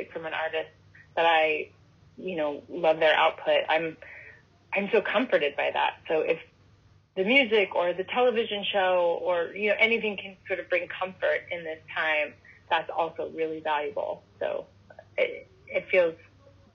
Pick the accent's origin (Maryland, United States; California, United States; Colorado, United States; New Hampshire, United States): California, United States; that's my home state